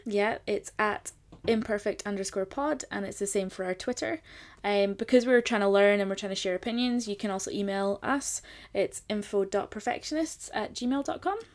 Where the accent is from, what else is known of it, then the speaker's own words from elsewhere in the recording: Scotland, United Kingdom; I'm from Scotland